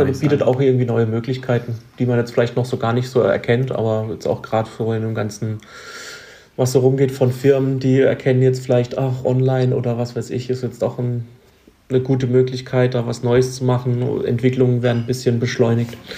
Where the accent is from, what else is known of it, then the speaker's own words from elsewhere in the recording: Baden-Württemberg, Germany; bei uns in Baden-Württemberg